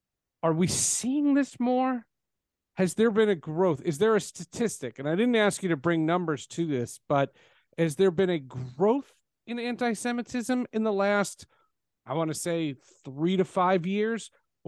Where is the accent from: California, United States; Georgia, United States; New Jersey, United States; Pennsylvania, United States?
New Jersey, United States; My senior year in high school, I grew up in New Jersey. I went to Marlboro High School, famous for Dan Klecko and Jim Nantz.